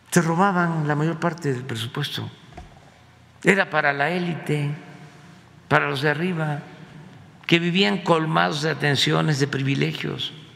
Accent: Mexico; nuestra identidad como mexicanos

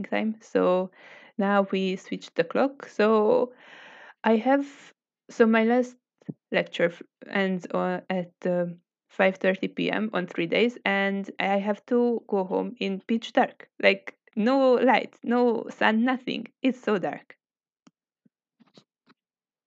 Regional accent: Pécs, Baranya, Hungary; now in Szeged, Hungary; my hometown in Pécs

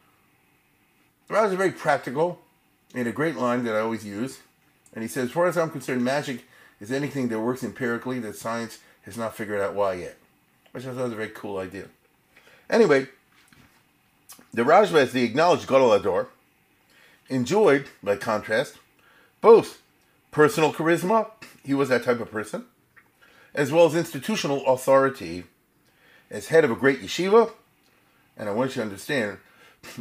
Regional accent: Baltimore, Maryland, United States; born or raised there

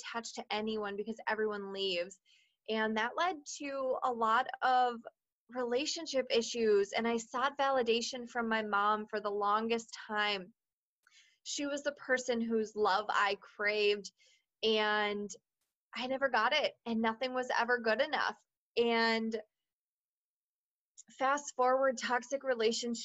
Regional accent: Minnesota, United States; also born or lived in Washington; I was born in Washington and have grown up and lived my entire life in Minnesota

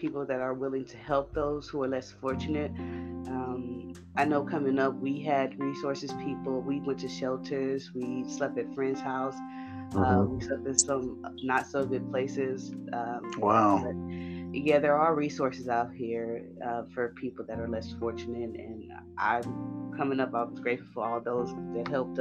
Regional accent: Houston, Texas, United States; I'm from Houston. I'm 30 years old. I grew up, like I said, in Fifth Ward.

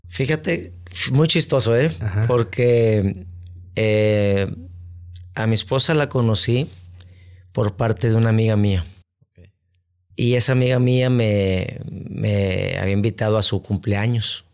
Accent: Monterrey, Nuevo León, Mexico; also born or lived in San Luis Potosí / Guadalajara; yo soy originario de aquí de Monterrey, Nuevo León

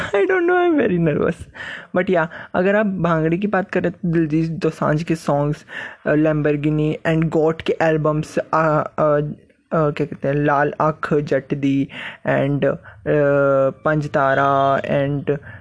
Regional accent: Himachal Pradesh, India; मैं हिमाचल से हूँ

